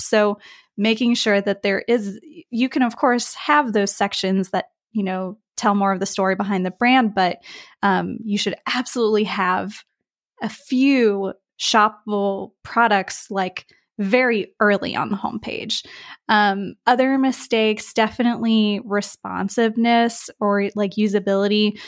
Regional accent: West Virginia, United States; now in Spain; I'm from the U S, um, I'm from West Virginia

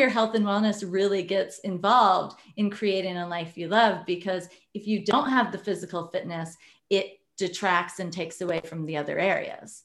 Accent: Iowa, United States; I grew up in Iowa, very conservative family.

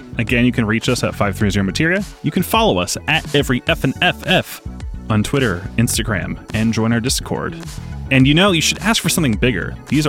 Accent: Philadelphia, Pennsylvania, United States; As a Philadelphian

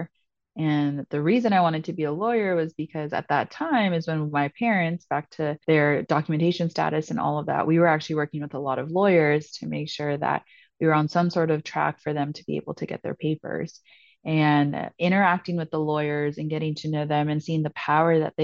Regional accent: San Francisco, California, United States; moved away as an adult; also born or lived in Ithaca, New York; now in Greenville, United States; I was born and raised in San Francisco, and my parents are actually both from Peru

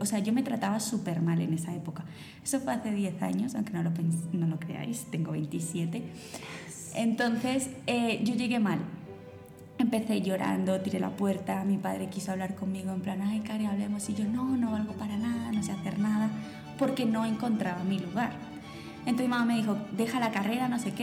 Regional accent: Spain; now in Colombia; yo me crié en España

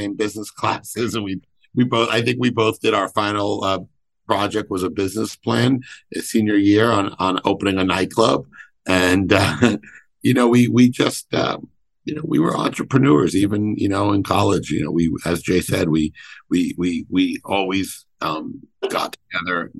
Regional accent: New York City, New York, United States; also born or lived in Brooklyn / Miami; first in Brooklyn, then I moved to Manhattan in elementary school and grew up in I really grew up in Greenwich Village

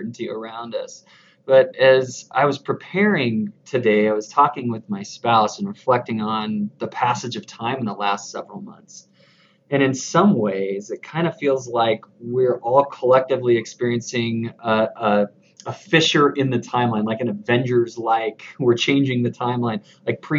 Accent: the South and the desert Southwest, United States; now in Utah, United States; I grew up in the South and in the desert Southwest, but now I'm here raising my family in Utah

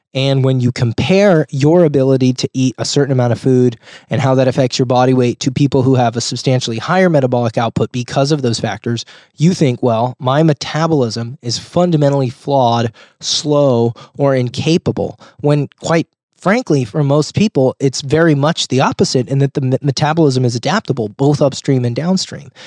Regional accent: Rohnert Park, California, United States; my hometown of Roanoke Park, California, or Sonoma County. which is where I live.

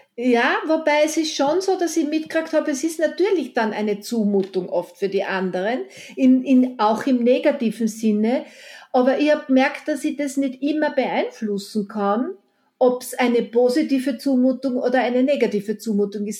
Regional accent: Eisenerz, Styria, Austria; moved away; also born or lived in Vienna; meine Heimatstadt Eisenerz

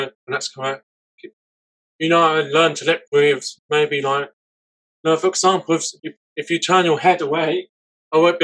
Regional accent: Vienna, Austria; English is a second language; now in England; I was born in Vienna. That was my hometown, and then now I'm living in England.

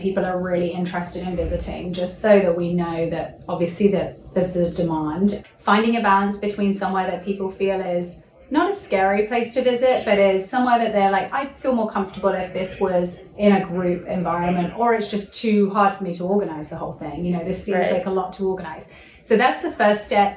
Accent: England, United Kingdom; moved away as an adult; also born or lived in Bali; I'm English.

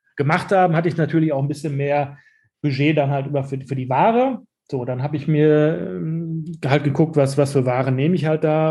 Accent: Dortmund, North Rhine-Westphalia, Germany; ich bin in diesem Viertel, wo wir jetzt unseren Laden haben, bin ich, bin ich aufgewachsen

